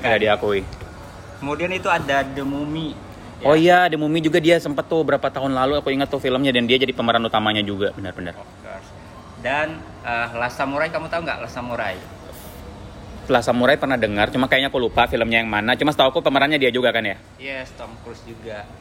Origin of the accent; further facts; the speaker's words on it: Palembang, South Sumatra, Indonesia; now in Balikpapan, Indonesia; aku dari Palembang ya.